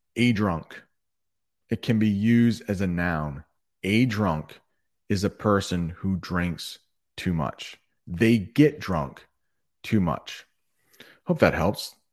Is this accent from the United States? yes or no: yes; United States; as an American